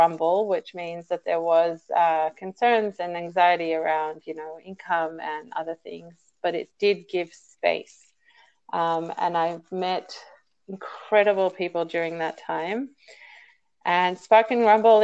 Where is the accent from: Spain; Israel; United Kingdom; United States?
Israel; now in Sydney, Australia; I am a Sydney-sider at the moment, but I hail from Israel originally.